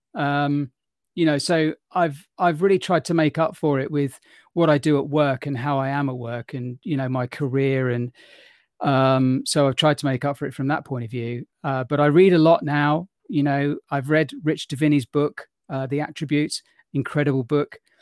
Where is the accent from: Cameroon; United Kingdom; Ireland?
United Kingdom; London; I was born in London, in England